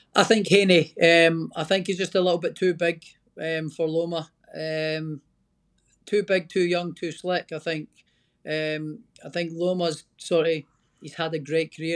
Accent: Scotland, United Kingdom; I'm Scottish

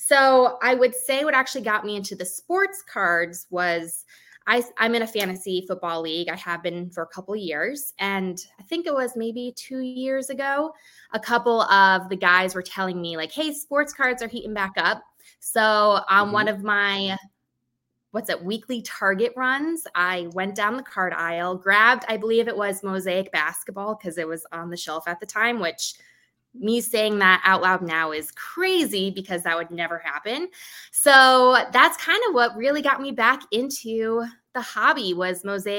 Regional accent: Chicago, Illinois, United States; I go as the … on TikTok or on Instagram. I'm from Chicago, so I'm a big Chicago sports fan. I live right near the White Sox Stadium

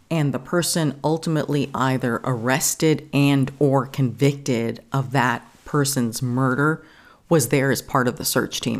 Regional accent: New York, United States; growing up in New York

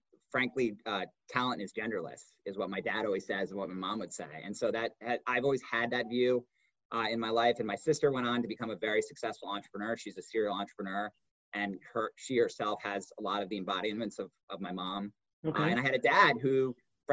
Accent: Hartford, Connecticut, United States; I grew up in Hartford, Connecticut

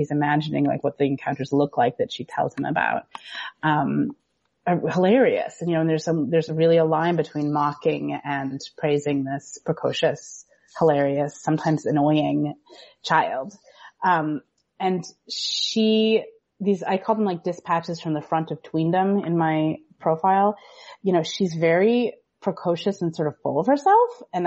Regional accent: United States; as an American

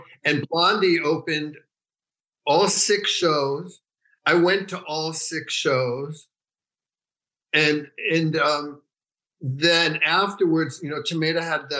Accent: New York City, New York, United States; also born or lived in San Francisco; now in Los Angeles, United States; I grew up in New York City. And then in 71, I moved to Northern California

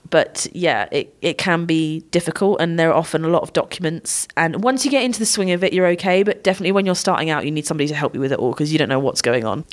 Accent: United Kingdom; I'm British

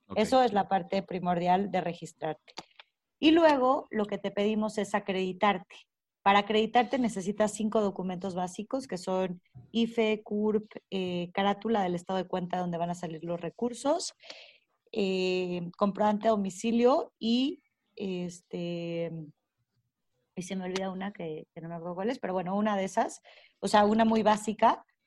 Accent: Mexico; nuestro país

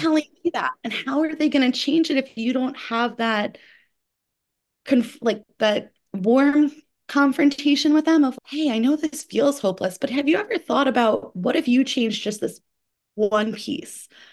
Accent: New York, United States; as a New Yorker

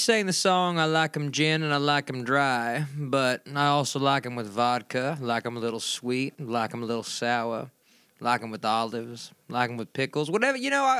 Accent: Louisiana, United States; Well, I am from Baylor-Baton, Louisiana, which is not too far from New Orleans. So, whenever I go back home, you know, there's very extensive river system down there.

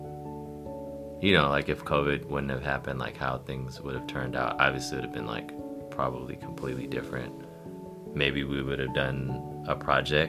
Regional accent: Bay Area, California, United States; growing up in the Bay Area

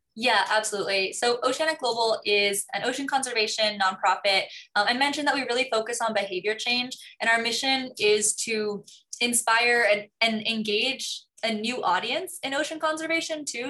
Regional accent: Hong Kong; moved away; also born or lived in New York; I grew up in Hong Kong

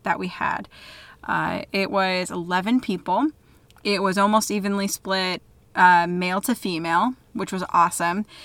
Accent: DeWitt, Iowa, United States; my hometown, DeWitt, Iowa

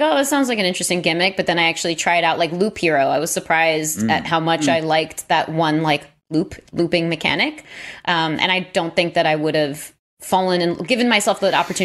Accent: New York, United States; I'm born and raised in New York, and I have cousins in Boston

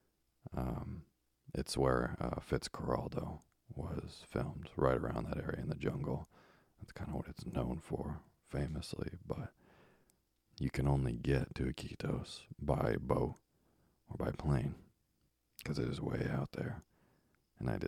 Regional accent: Vermont, United States; as a kid growing up in Vermont

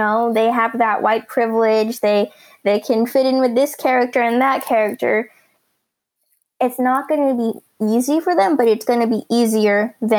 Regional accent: United States; I'm a three-dimensional person, especially being Filipino-American. I am mixed with all the cultures that make up a Filipino, but then having to do the tango and being American at the same time.

